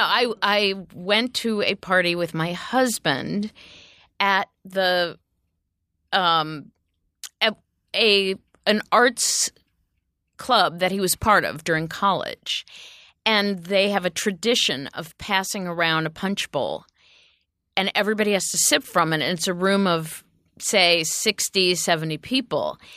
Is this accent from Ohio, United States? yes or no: yes; Ohio, United States; moved away; I'm from Ohio